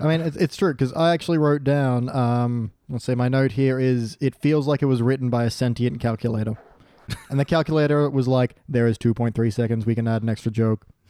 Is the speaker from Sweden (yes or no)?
no; Australia